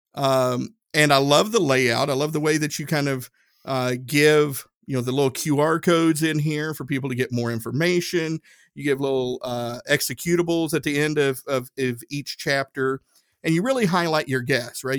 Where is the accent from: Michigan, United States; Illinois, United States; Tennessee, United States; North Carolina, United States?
Tennessee, United States; I'm from Tennessee. We pronounce stuff different out, uh, out that way